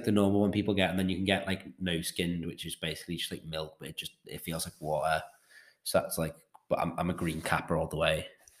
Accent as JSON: {"language": "English", "town": "Liverpool", "region": "North West England", "country": "United Kingdom", "said": "I live in Merseyside because I'm from Liverpool."}